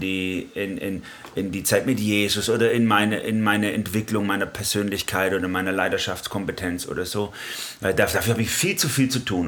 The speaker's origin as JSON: {"language": "German", "area": "Swabia", "region": "Baden-Württemberg", "country": "Germany", "said": "komme auch aus einer Schaffermentalität als Schwabe"}